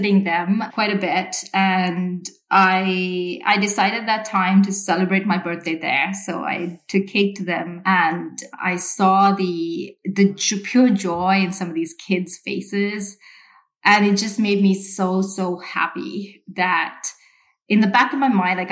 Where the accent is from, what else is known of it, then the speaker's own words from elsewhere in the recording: Sri Lanka; moved away; I grew up in Sri Lanka